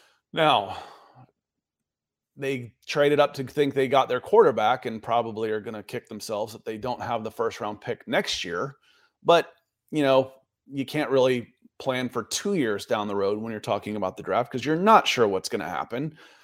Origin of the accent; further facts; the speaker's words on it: Atlanta, Georgia, United States; I grew up in Atlanta with Atlanta Sports.